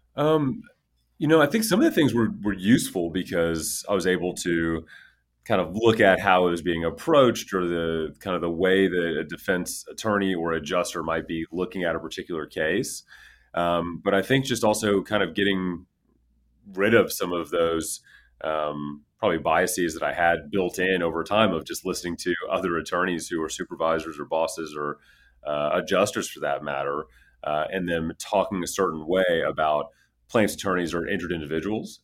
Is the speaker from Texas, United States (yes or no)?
yes; Houston, Texas, United States; I grew up in Houston, Texas